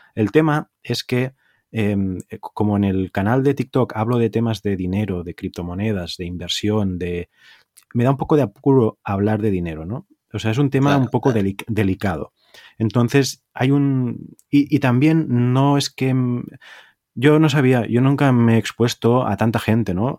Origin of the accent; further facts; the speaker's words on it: Tarragona, Catalonia, Spain; yo soy catalán